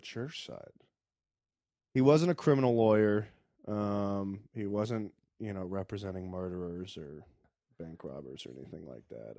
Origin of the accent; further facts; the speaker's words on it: Richmond, Virginia, United States; I'm from Richmond